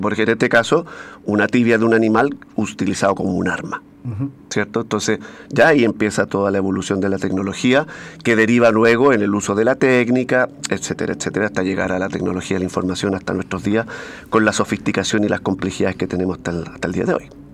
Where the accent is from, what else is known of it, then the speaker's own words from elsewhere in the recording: Valparaíso, Chile; uno como es porteño